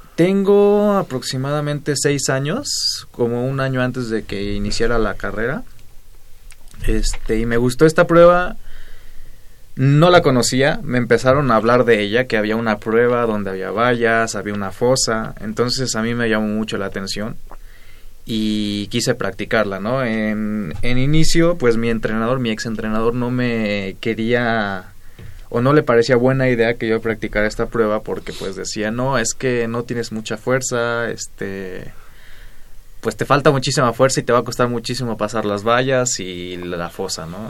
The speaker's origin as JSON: {"language": "Spanish", "town": "Temixco", "region": "Morelos", "country": "Mexico", "said": "Del sur de la ciudad, un municipio que se llama Temisco."}